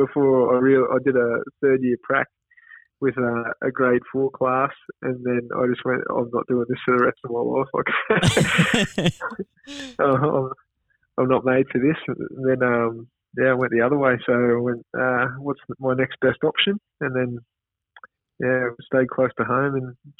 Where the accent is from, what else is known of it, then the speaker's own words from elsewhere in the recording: Caboolture, Queensland, Australia; I grew up in Caboolture, so my father's a policeman. He moves around from station to station a bit, but predominantly grew up in a town called Caboolture, which is about 50 k's north of Brisbane.